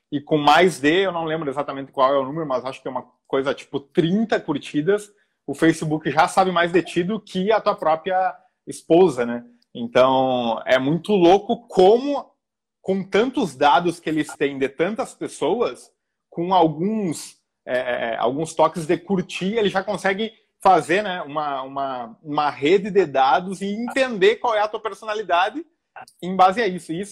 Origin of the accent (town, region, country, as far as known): Rio Grande do Sul, Brazil; moved away as an adult; now in Rio de Janeiro, Brazil